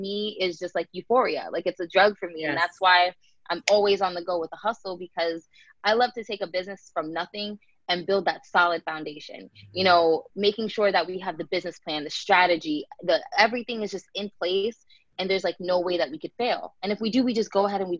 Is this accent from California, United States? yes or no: no; Tampa, Florida, United States; born or raised there; also born or lived in New Jersey